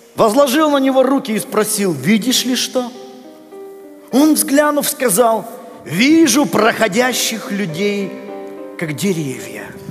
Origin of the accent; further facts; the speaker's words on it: Russia; я вырос в России